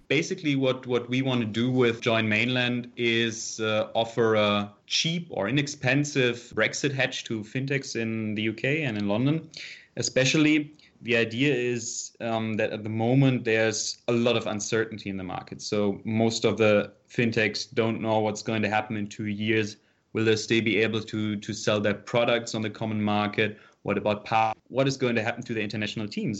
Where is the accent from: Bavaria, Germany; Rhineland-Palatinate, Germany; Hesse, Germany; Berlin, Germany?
Hesse, Germany; Offenbach; I'm from Offenbach, which is, uh, right next to Frankfurt.